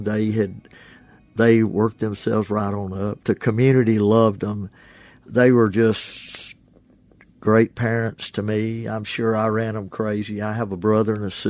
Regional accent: Ashland, Mississippi, United States; born or raised there; now in Oxford, United States

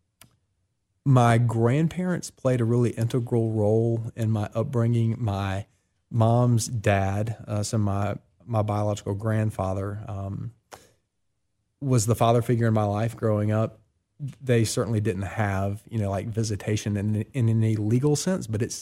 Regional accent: Columbia, South Carolina, United States; born or raised there; now in Oxford, Mississippi, United States

